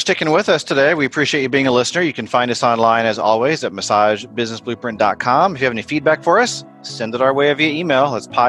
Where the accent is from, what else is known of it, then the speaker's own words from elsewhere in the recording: Indianapolis, Indiana, United States; my hometown where I live.